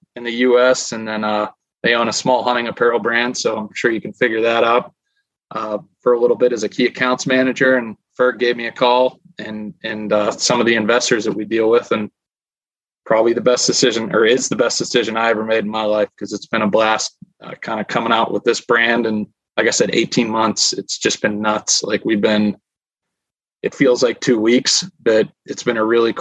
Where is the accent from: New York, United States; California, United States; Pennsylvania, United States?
Pennsylvania, United States; Pittsburgh; I'm from the Pittsburgh, Pennsylvania area, but grown up, you know, hunting heritage, hunting family